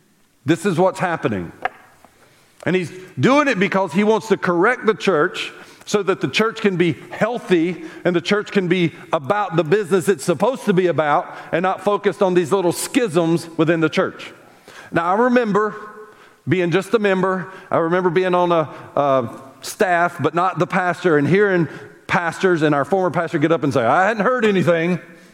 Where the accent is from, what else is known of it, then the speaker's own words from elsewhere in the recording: the South, United States; We happen to be a specific Baptist church because we're from the South. No, we're Southern and we're proud.